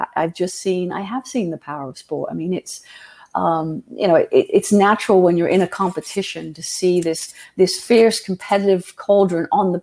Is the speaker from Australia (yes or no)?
no; England, United Kingdom; now in United States; I grew up in England, and it's incredibly tribal there.